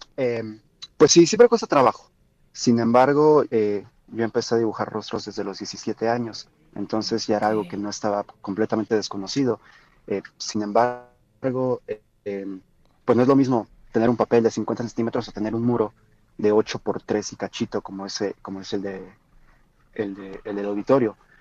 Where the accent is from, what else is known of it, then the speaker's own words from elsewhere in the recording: Mexico; siendo mexicanos